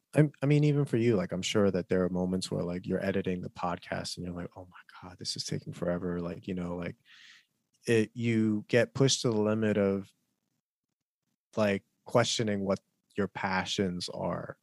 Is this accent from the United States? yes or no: yes; United States; as an American, Korean American person